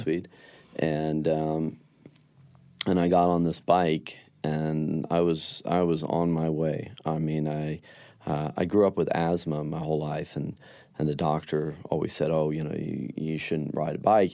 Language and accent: English; Denver, Colorado, United States; growing up in Denver